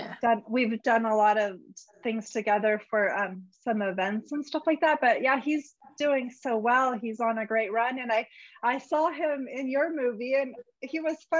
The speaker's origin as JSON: {"language": "English", "town": "Cerritos", "region": "California", "country": "United States", "said": "So I'm actually from Cerritos."}